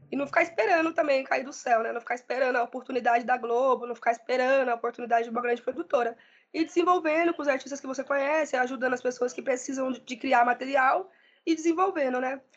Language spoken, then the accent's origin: Portuguese; Limeira, São Paulo, Brazil; also born or lived in São Bernardo do Campo; now in Diadema, Brazil; Sou nascida em São Paulo, mas me criei muito tempo no interior, em Limeira, e atualmente estou aqui em São Bernardo, né, em Diadema.